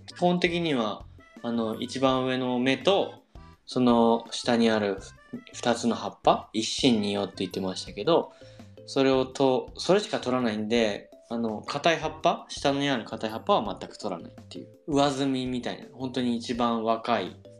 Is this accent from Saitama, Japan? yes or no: yes; Saitama, Japan; 生まれも育ちも埼玉なんですけど